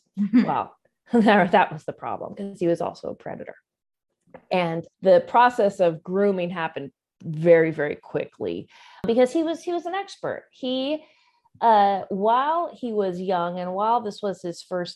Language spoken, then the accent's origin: English; Southern California, United States; born and raised in Southern California